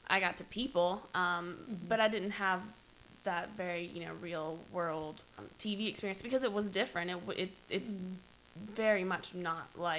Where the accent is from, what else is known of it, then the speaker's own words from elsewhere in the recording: Jackson, Mississippi, United States; I'm from Jackson. I grew up here.